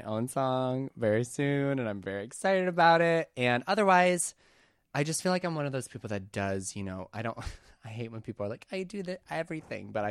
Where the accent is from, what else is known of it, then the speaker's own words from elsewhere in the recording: Oak Forest, Illinois, United States; now in Los Angeles, United States; I'm from a south suburb called Oak Forest